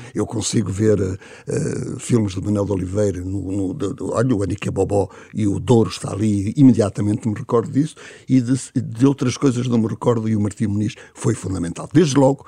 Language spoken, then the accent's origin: Portuguese; Luanda, Luanda Province, Angola; now in Lisbon, Portugal; Lisboeta adotado como eu sou, o sou luandense